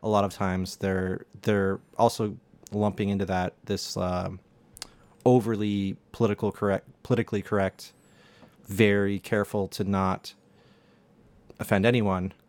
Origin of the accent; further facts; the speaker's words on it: United States; an American